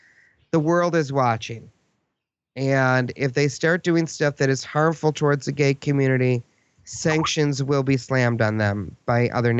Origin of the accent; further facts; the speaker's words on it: United States; I am an American. I'm never going to be a Russian.